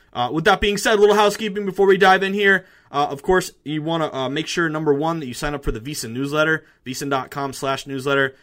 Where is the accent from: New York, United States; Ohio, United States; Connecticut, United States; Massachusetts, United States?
Massachusetts, United States; the Berkshires, Western; moved away; Going back home to Western Mass, I'm from the Berkshires, uh, the beautiful Berkshires.